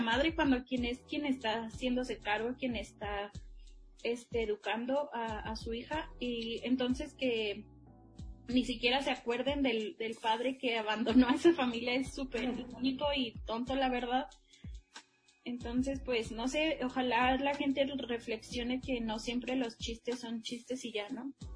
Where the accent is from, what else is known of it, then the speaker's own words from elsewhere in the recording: Mexico; quienes somos como mexicanos